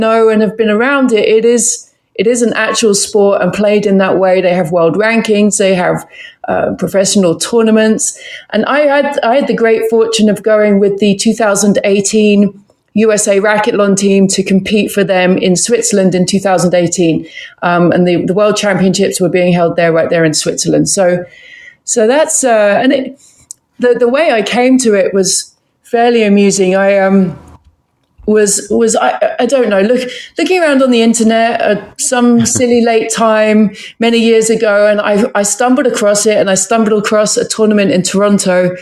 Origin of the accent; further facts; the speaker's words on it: London, United Kingdom; also born or lived in Camberwell / South Norwood / Croydon / Sussex; now in United States; I'm from just south of London, South London, essentially. Born in Camberwell, lived in South Norwood for some time, was in Croydon for some time, and then the northern end